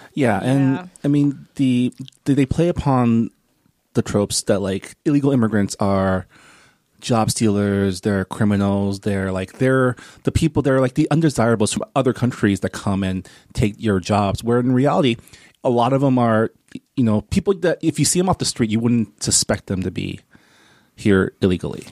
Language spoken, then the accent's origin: English; San Gabriel Valley, California, United States; also born or lived in Canada; I grew up in in Enclave, I grew up in the San Gabriel Valley